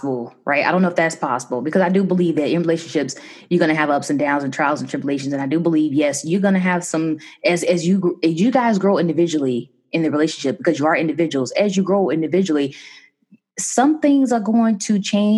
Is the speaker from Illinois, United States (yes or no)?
yes; Chicago, Illinois, United States; I'm from Chicago